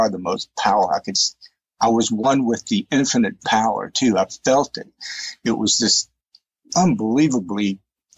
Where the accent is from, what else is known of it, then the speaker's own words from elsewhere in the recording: East Texas, United States; I grew up in East Texas, Southern Baptist, fundamentalist perspective